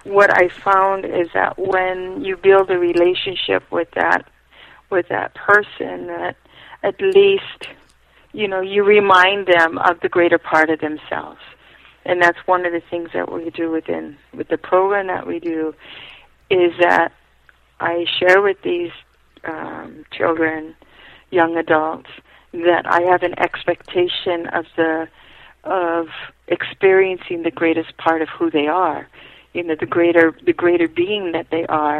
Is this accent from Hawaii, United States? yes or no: yes; Hawaii, United States; I was raised in a family that my parents felt that being Hawaiian was not going to be the best thing for me